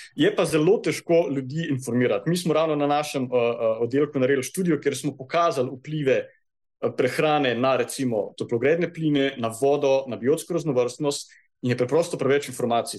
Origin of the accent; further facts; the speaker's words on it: Kranjska Gora, Upper Carniola, Slovenia; Jaz prihajam iz Kranske gore